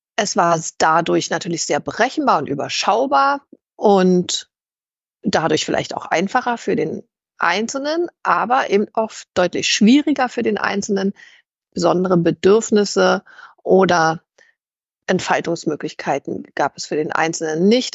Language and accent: German; East Germany, Germany; ich in der DDR kritisch politisch aktiv und das habe ich am eigenen Leib erfahren, als ich eben als 13-Jährige bereits von der Stasi überwacht wurde